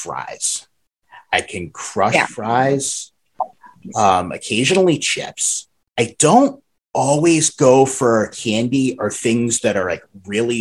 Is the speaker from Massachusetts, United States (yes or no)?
yes; Massachusetts, United States; accent: Massachusetts; me and my Massachusetts accent